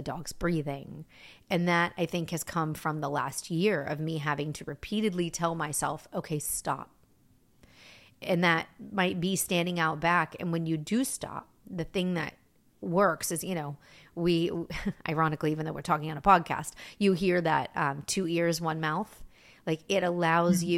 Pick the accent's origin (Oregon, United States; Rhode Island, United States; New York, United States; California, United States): New York, United States; I danced growing up in New York